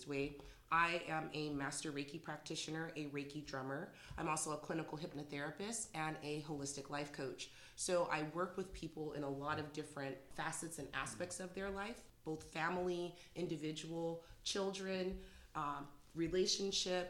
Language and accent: English; San Jose, California, United States; moved away as an adult; now in Morgan Hill, United States; I am from San Jose originally, but I've been living in Morgan Hill for the last 12 years